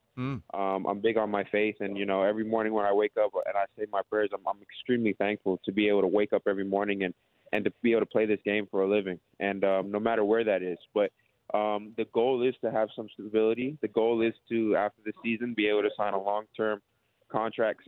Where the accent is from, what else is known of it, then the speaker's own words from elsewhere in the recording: Toronto, Ontario, Canada; moved away as an adult; now in Melbourne, Australia; I'm from Toronto, Canada